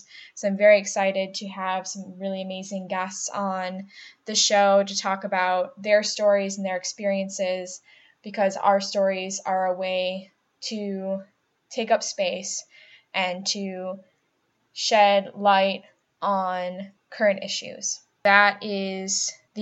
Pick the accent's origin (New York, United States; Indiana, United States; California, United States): New York, United States; Buffalo; accent: nasally A's; also born or lived in Cleveland, Ohio; now in Rochester, United States; I'm from the Buffalo area, so I have those nasally A's